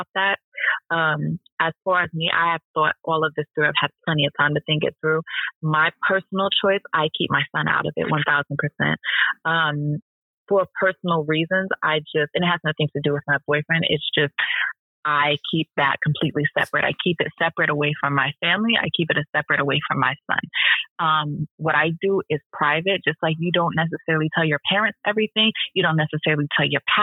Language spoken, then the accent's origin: English; Philadelphia, Pennsylvania, United States; I'm from Philly